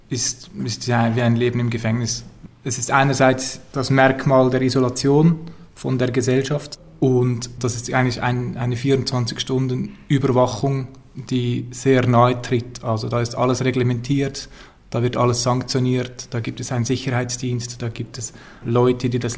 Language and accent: German; Zurich, Switzerland; ich bin … und ich bin nicht so weit gekommen, ich komme aus Zürich.